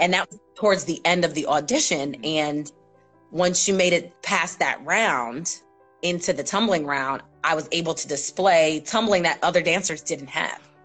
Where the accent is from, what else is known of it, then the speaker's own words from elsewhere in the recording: New Rochelle, New York, United States; I am a native New Yorker. I am born and raised in New York, New Rochelle, New York